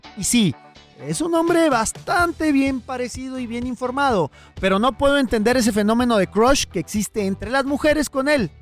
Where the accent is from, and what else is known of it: Mexico